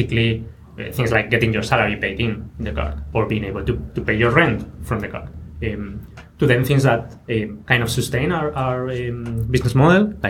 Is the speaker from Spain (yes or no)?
yes; Spain; now in London, United Kingdom; I'm from Spain